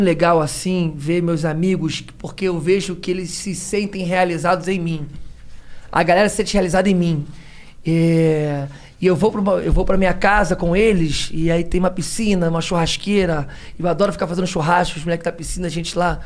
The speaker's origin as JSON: {"language": "Portuguese", "region": "Rio de Janeiro", "country": "Brazil", "tie": "born or raised there", "said": "Nascido e criado em Realengo"}